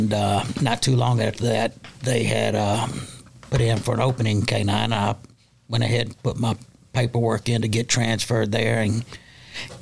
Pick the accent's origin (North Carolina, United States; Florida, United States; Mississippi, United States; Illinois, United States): Mississippi, United States; Coffeeville; also born or lived in Memphis, Tennessee; now in Nashville, United States; I basically grew up in Mississippi, which is very rural, but a very good small town, probably less than 1,000 people